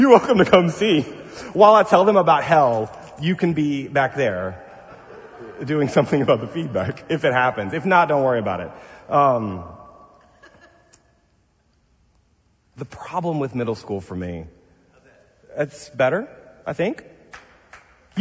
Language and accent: English; the South, United States; I'm from the South